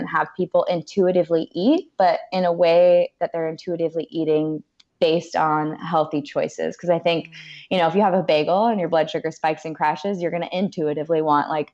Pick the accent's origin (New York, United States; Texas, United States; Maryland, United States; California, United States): California, United States; Orange County; I'm a California girl, born and raised in Orange County